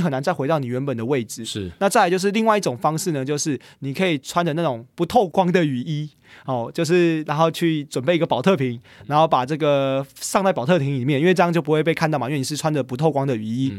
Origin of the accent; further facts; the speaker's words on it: Taiwan; 我是台湾人